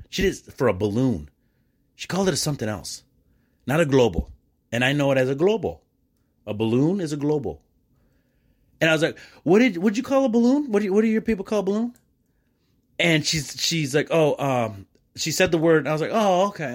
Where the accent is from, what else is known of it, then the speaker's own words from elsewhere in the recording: Dearborn, Michigan, United States; first language English; also born or lived in Mexico; I'm from East Dearborn, for God's sakes. Yeah, English is my first language, bro.